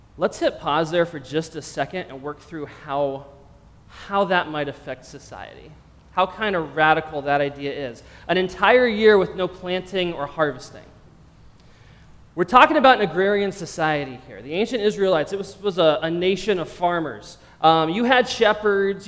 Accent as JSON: {"language": "English", "region": "Pennsylvania", "country": "United States", "tie": "born or raised there", "also_born_or_lived": "Los Angeles, California", "moved": "as an adult", "said": "I grew up in Pennsylvania"}